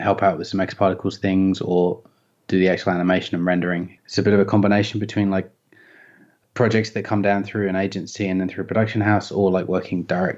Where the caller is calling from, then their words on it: Melbourne, Victoria, Australia; Just in North Melbourne at the moment.